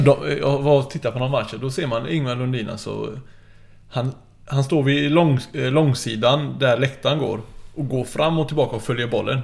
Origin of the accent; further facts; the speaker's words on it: Gothenburg, Västra Götaland, Sweden; accent: urgöteborgska; Frölunda kan jag ut och in.